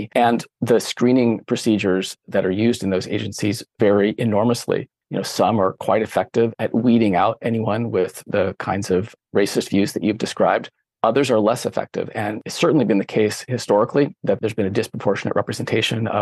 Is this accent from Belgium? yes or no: no; San Francisco Bay Area, California, United States; moved away as an adult; also born or lived in Berkeley, California; now in Maine, United States; I grew up in the San Francisco Bay Area in the late 80s, early 90s.